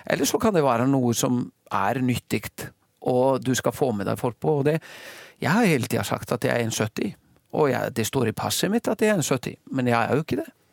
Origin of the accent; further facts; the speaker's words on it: Iceland; moved away as an adult; now in Norway; så har jeg slekt og, og familie som, som, er veldig aktive i topphåndballen hjemme på Island